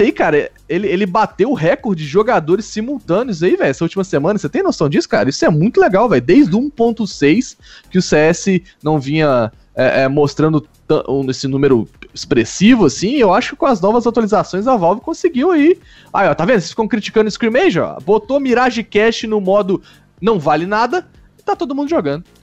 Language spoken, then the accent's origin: Portuguese; Brazil; como um bom brasileiro